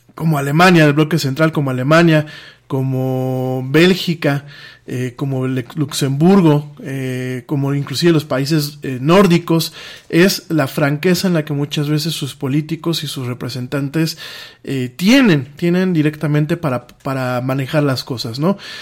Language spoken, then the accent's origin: Spanish; Mexico; como mexicano